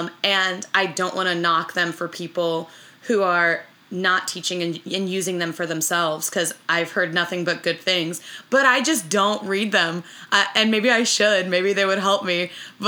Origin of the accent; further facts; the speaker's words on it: Florida, United States; born there; also born or lived in Minnesota, United States / Maryland, United States / West Virginia, United States; I was born in Florida, and I did some time in Minnesota. Then we moved to Maryland, and then we moved to West Virginia.